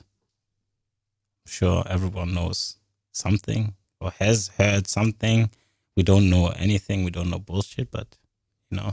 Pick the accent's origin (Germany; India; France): France; Paris, Île-de-France; I was born in Paris, France, and was a Catholic